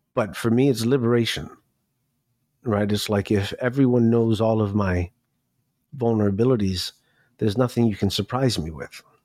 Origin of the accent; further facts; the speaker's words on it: New York City, New York, United States; also born or lived in Miami; I grew up in New York City. I was born in Miami, but I feel like I was born in New York City.